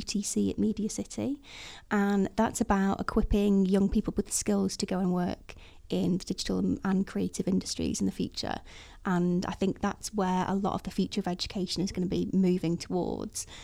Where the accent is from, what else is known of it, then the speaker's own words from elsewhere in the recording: Chester, North West England, United Kingdom; I was born in Chester. I'm thoroughly northwest, it never lived anywhere else